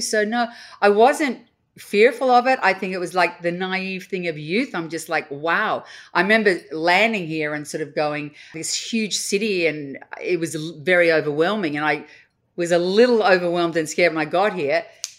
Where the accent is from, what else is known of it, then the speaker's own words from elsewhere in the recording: Australia; Australia, I was this exotic foreign being.